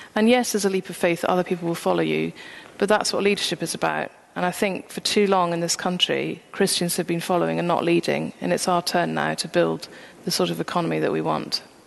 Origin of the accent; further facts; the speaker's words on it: St Andrews, Scotland, United Kingdom; I'm from St Andrews